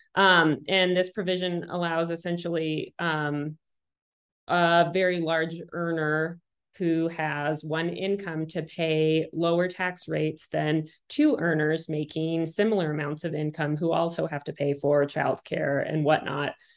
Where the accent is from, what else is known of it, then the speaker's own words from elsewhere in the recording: Montana, United States; growing up in Montana and and and not a wealthy person